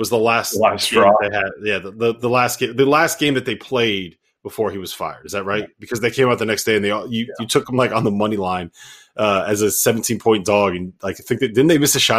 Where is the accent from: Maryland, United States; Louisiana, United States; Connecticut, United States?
Connecticut, United States; I'm from Connecticut.